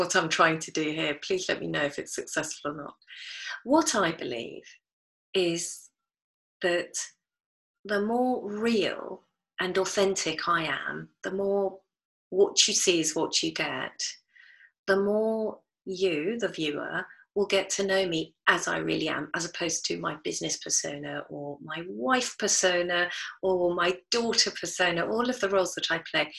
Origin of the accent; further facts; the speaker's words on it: United Kingdom; I was brought up here in the British culture, although I'm not British